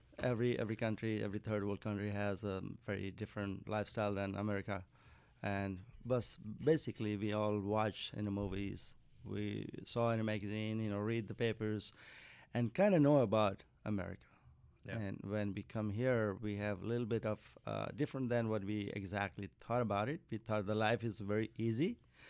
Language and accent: English; Nepal; moved away as an adult; now in United States; I'm from Nepal.